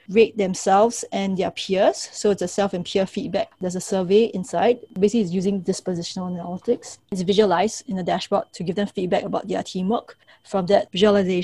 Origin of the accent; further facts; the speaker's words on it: Singapore; so I'm from Singapore, and many of the schools that we have